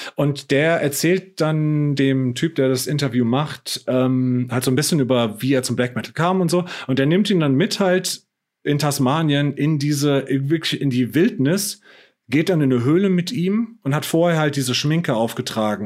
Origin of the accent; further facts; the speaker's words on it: Heppenheim, Hesse, Germany; in Heppenheim, wo ich herkomme aus dem Ort